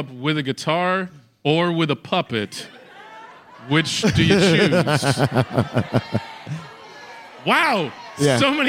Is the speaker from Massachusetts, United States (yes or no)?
yes; Boston, Massachusetts, United States; Irie, I'm from Boston.